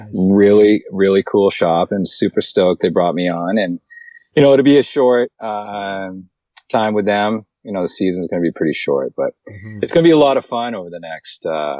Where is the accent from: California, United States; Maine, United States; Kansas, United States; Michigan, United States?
Maine, United States; Yeah, and I grew up in Maine.